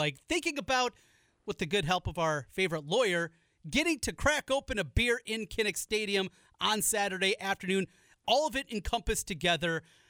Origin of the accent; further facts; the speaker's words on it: Iowa, United States; growing up in Iowa